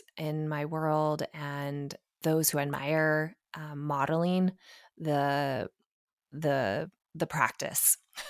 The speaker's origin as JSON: {"language": "English", "town": "Portland", "region": "Oregon", "country": "United States", "tie": "born or raised there", "said": "You know, I was raised in Portland, Oregon. Like, that's a pretty liberal space."}